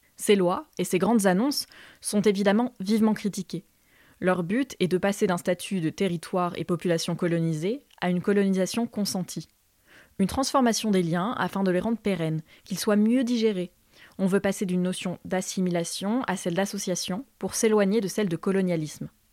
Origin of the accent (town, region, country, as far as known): Limousin, Nouvelle-Aquitaine, France